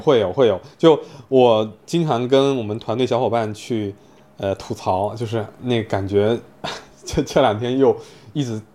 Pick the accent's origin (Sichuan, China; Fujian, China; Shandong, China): Fujian, China; Fuzhou; moved away as an adult; now in Shanghai, China; 因为我从小是生活在福州嘛，对，其实我在十八岁离开福州上大学之前 我都没有出过福建省